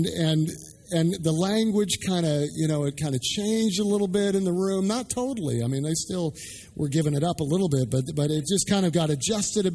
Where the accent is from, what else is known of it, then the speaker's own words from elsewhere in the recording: Canada; moved away as an adult; also born or lived in Dallas; I'm Canadian. I grew up playing hockey